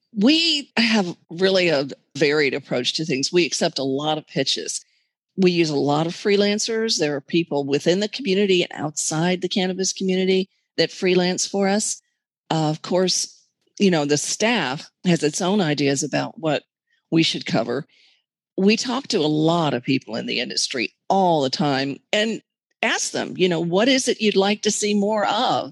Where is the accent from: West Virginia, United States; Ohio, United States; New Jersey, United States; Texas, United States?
Texas, United States; Being a Texan